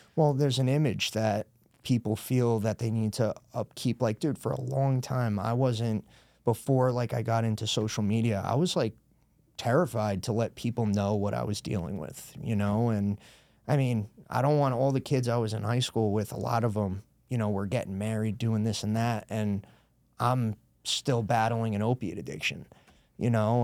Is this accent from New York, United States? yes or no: yes; Brewster, New York, United States; moved away as an adult; also born or lived in Newark, New Jersey; now in Danbury, United States; I grew up in Brewster, right over the border